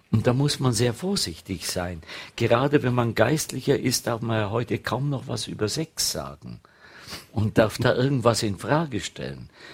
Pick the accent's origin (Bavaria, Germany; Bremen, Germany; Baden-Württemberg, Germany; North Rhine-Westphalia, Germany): Bavaria, Germany; Bad Grönenbach; moved away; meine Heimat ist ja das Allgäu, ist Bad Grönenbach bin noch auf dem Land aufgewachsen